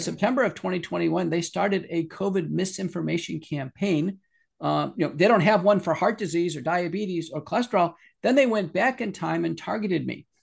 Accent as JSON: {"language": "English", "town": "Buffalo", "region": "New York", "country": "United States", "moved": "yes", "said": "I'm originally from Buffalo"}